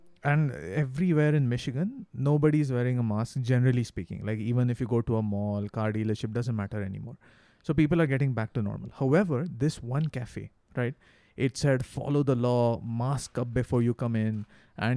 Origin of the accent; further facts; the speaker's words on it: India; Ra and me, we are Indian people, you know, we have a different culture